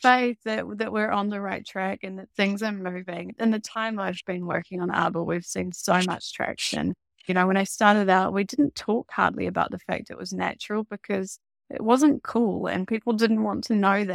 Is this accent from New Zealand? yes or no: yes; New Zealand; also born or lived in Amsterdam, Netherlands; me being a New Zealander, starting the business in Amsterdam